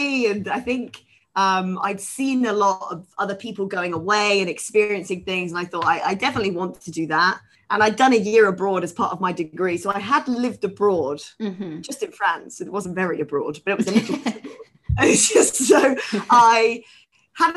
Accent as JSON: {"language": "English", "town": "Nottingham", "region": "East Midlands", "country": "United Kingdom", "tie": "born or raised there", "also_born_or_lived": "Egham, Surrey", "moved": "as an adult", "lives_now": "Hong Kong", "said": "I grew up in Nottingham. In the UK, and was there until I then went down to Egham, down to university in Surrey"}